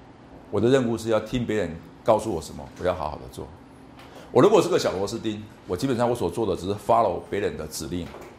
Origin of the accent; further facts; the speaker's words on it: Taiwan; 同学们，在台湾一百个学生里面，你们是前面的百分之三，或者百分之一。我们台湾过，我们中国人过去五千年来都有一个很基本的想法：我的成功是靠考试。